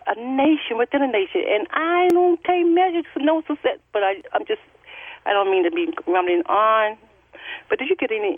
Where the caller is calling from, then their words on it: Charlotte, North Carolina, United States; With correction, I'm from Queen City, Charlotte, North Carolina.